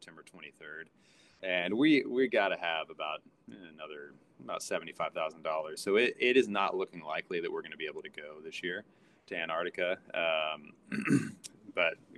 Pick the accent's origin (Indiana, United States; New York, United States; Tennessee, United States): Tennessee, United States; Knoxville; moved away; also born or lived in Florida; I grew up in Tennessee, kind of right on in Knoxville, right on the Great Smoky Mountains